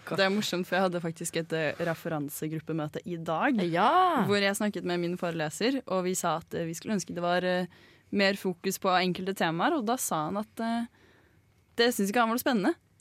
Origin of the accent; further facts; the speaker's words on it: Bærum, Akershus, Norway; moved away; Kommer fra, kommer fra Lommedalen. Det er en liten dal langt inni kommunen Bærum